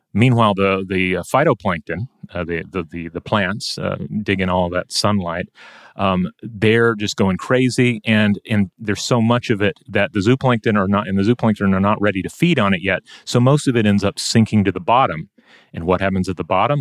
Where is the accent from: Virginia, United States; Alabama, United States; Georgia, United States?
Georgia, United States; my home state of Georgia